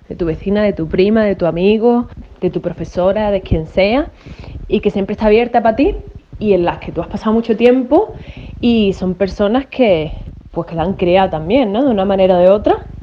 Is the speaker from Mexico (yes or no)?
no; Málaga, Andalusia, Spain; moved away as an adult; now in Australia; soy de Málaga, pero estoy mandando este audio de Australia. Llevo ocho años viviendo aquí